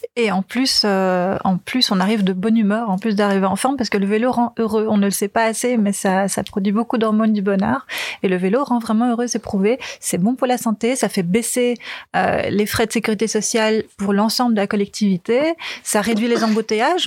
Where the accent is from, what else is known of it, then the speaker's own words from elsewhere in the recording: Flanders, Belgium; now in Brussels, Belgium; j'ai grandi en Flandre, donc j'ai grandi sur un vélo.